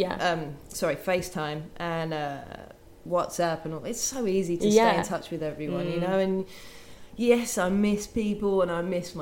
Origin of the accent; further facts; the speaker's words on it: Brighton, South East England, United Kingdom; from England